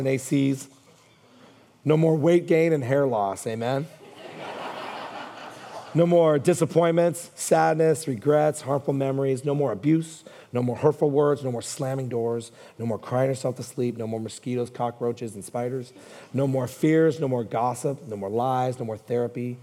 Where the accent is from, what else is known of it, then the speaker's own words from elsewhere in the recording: Hayward, California, United States; I grew up in Hayward